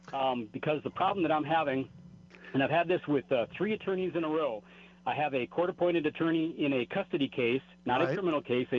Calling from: New Mexico, United States; in New Mexico

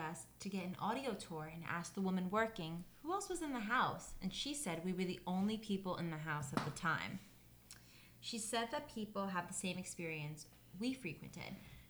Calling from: Indiana, United States

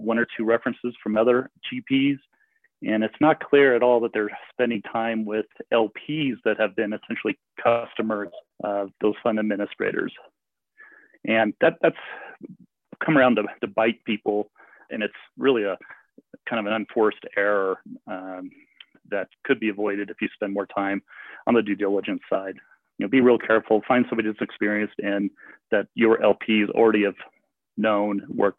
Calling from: Eagle, Colorado, United States; also born or lived in Boulder, Colorado; kind of followed Elizabeth to Eagle County in Colorado. So I'm calling you from Eagle, Colorado this morning.

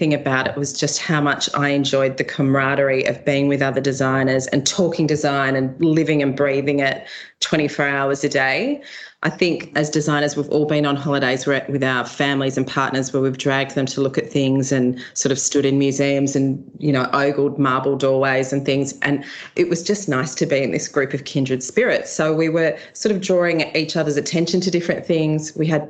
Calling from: Sydney, New South Wales, Australia; I'm at home in Sydney in Randwick, so leafy Randwick, just up from the beaches

